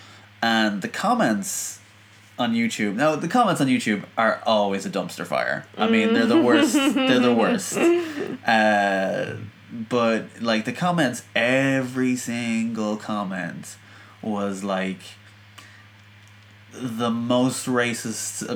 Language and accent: English; Ireland; As an Irishman